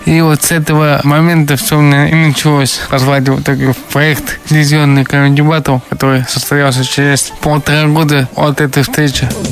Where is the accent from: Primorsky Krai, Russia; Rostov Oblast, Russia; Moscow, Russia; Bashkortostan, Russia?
Bashkortostan, Russia; Ufa; Я сам родился и вырос в Уфе